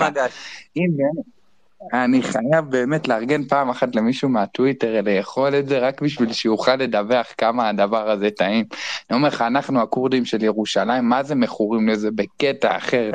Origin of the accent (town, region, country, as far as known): Jerusalem, Jerusalem District, Israel; born or raised there; moved away